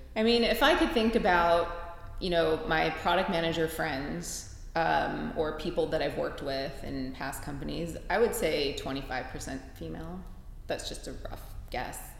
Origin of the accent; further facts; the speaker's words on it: Cleveland, Ohio, United States; moved away as an adult; also born or lived in Pittsburgh; am from Cleveland originally, but I went to college in Pittsburgh